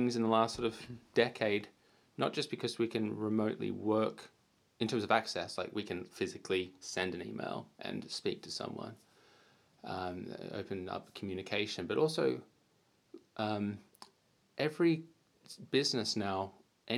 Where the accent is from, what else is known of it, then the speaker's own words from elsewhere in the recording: United Kingdom; also born or lived in South Wales; now in Australia; I'm from the UK